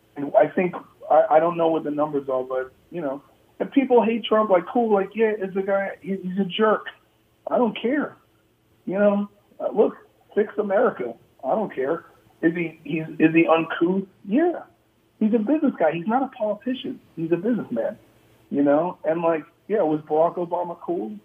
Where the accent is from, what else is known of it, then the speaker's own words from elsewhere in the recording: New York City, New York, United States; I'm from New York City